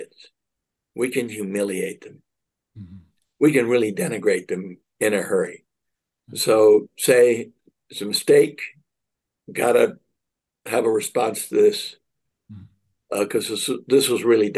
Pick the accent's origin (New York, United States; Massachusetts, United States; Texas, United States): New York, United States; New York City; I was raised in Manhattan